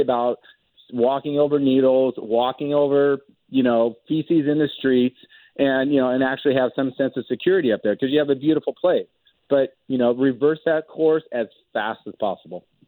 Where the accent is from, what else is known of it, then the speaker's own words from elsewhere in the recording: Medford, Oregon, United States; also born or lived in Portland, Oregon; I grew up in Oregon. Um, would come to Portland from from up from Medford